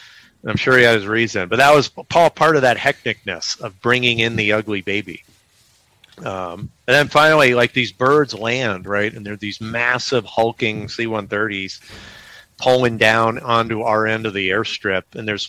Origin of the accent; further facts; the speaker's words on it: Halabja, Kurdistan Region, Iraq; And we're from Halabja.